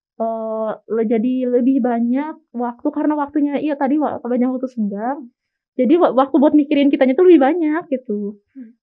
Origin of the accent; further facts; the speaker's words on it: Sumedang, West Java, Indonesia; moved away as an adult; now in Bandung, Indonesia; asal aku dari Kota Sumedang